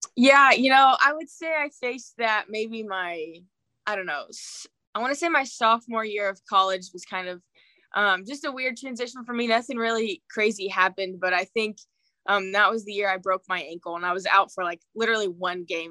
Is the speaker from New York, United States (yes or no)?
no; St. Joseph, Missouri, United States; my hometown environment